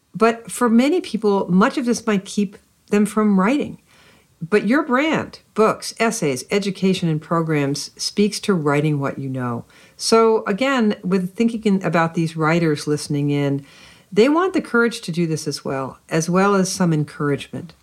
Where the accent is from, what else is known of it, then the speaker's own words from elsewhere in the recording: United States; growing up in America when I did